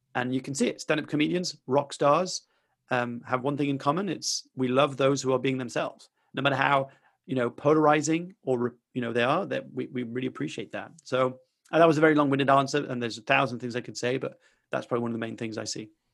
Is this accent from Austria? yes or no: no; France; I grew up in France